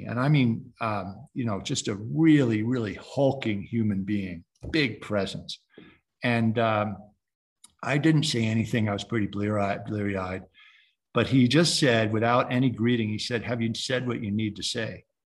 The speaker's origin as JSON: {"language": "English", "region": "Connecticut", "country": "United States", "tie": "born or raised there", "also_born_or_lived": "Hawaii", "moved": "as an adult", "said": "where I grew up, which is back in Connecticut."}